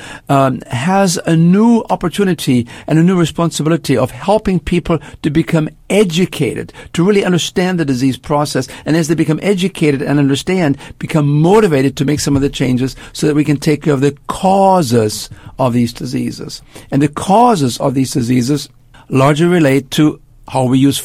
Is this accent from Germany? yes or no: yes; Germany; moved away as an adult; also born or lived in Canada; now in United States; I spent my first 20 years in Germany. I grew up after World War II, made my way to Canada, and then actually moved to the United States